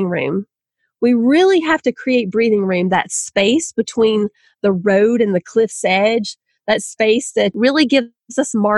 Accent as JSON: {"language": "English", "region": "Southern", "country": "United States", "accent": "Southern", "said": "my own Southern accent"}